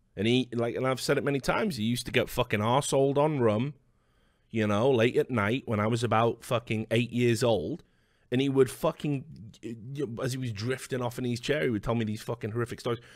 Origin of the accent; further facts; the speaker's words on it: United Kingdom; as a Brit